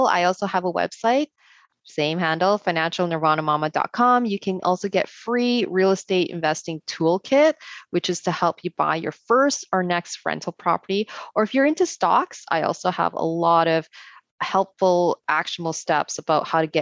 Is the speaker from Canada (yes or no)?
yes; Canada; as a Canadian, as a female too